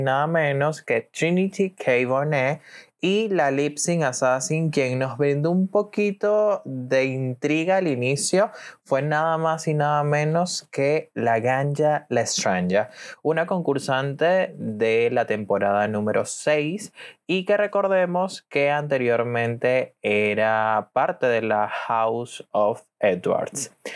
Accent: Venezuela; soy de Venezuela

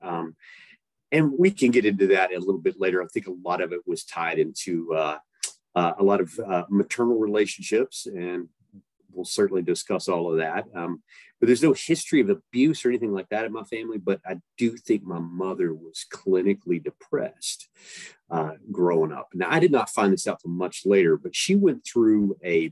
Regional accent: East Tennessee, United States; I grew up in East Tennessee

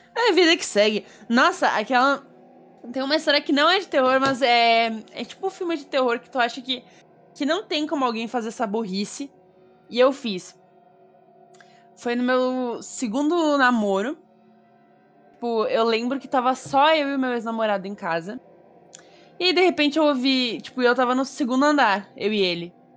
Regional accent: South Region, Brazil; eu sou sulista

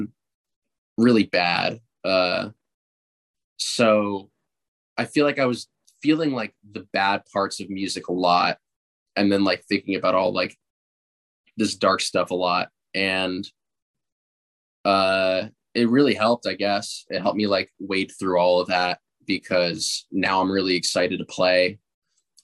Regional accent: New Jersey, United States; I'm from New Jersey

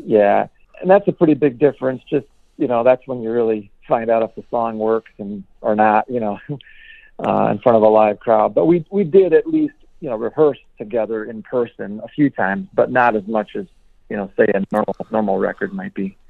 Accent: Milwaukee, Wisconsin, United States; we're from Milwaukee

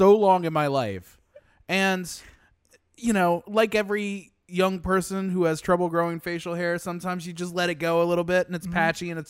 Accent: the South, United States; And I'm a Democrat from the South. It's a little bit different.

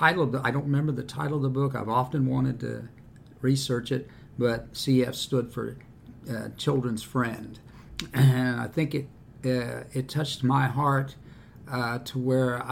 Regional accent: New York City, New York, United States; moved away as an adult; now in Miamisburg, United States; I was born in New York City in 1940.

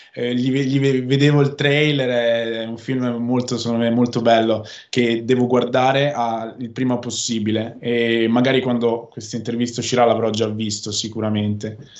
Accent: Veneto, Italy; accent: northern; dove viviamo in Veneto e io sono veneto. Parlo con questo accento del nord

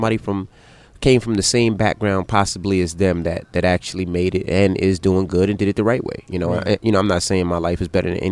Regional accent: New York City, New York, United States; we're from Queens

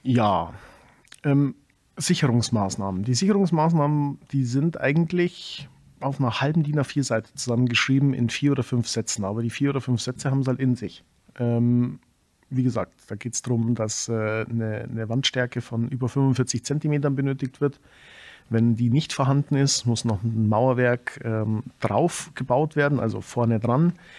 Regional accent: Germany; bei uns in Deutschland

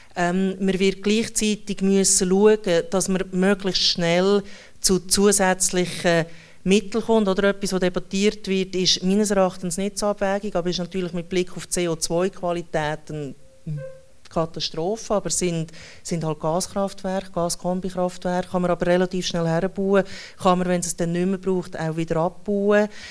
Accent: Schwyz, Switzerland; ich komme dann aus der Innerschweiz, oder? Also ich komme aus dem Kanton, der am allermeisten Nein zu allen Vorlagen sagt

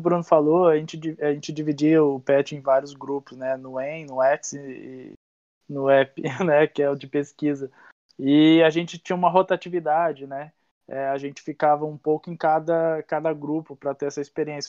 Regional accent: interior of São Paulo, Brazil; moved away as an adult; also born or lived in Uberaba; a gente não é daqui, né? Meu irmão, a gente é do interior de São Paulo. Eu vim para Uberaba

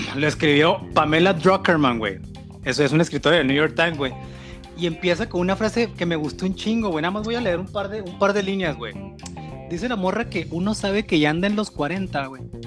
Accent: northern Mexico, Mexico

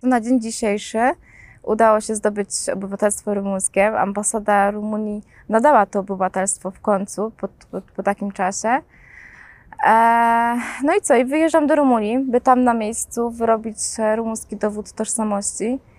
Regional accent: Poznań, Greater Poland, Poland; urodziłam się 28 października w Poznaniu

